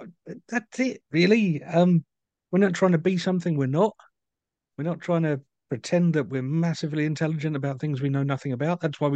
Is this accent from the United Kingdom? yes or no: yes; United Kingdom